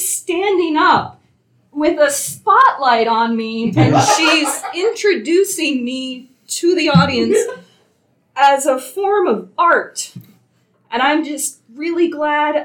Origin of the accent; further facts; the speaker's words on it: Kansas, United States; now in New York, United States; I was born in Kansas